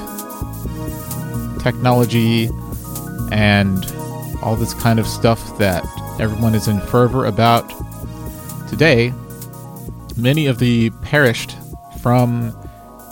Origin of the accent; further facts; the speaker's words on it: Dallas, Texas, United States; I'm from Dallas, Texas, and I make music